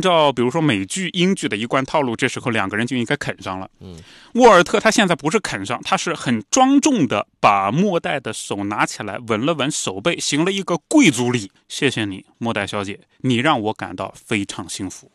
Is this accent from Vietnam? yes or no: no; China; 我们中国人